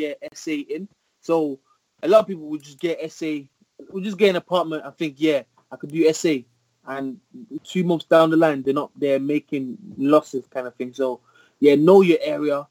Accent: Birmingham, West Midlands, United Kingdom; also born or lived in Nottingham; I'm from Birmingham

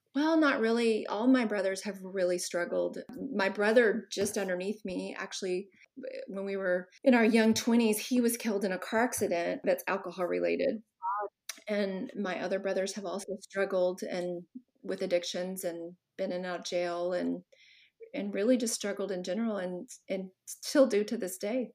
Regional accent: Texas, United States; I grew up in Texas and I'm the oldest of five kids

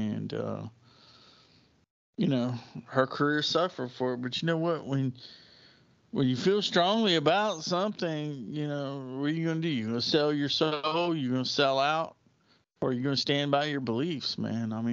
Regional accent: United States; I grew up in America in the 1980s and late 70s

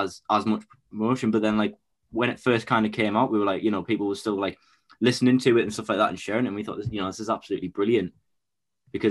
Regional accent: Bishop Auckland, North East England, United Kingdom; I'm from Bishop Auckland, which is just like about half an hour away from County Durham

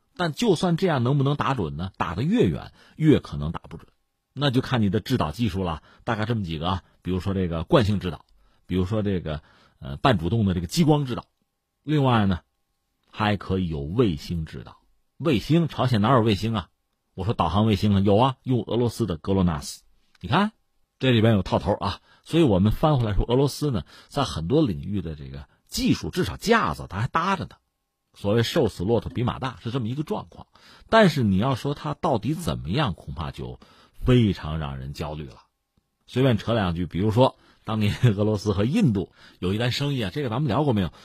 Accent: China; 我们中国人

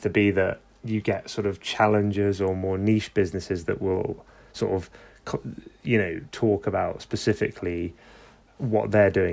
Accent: London, United Kingdom; I'm from London

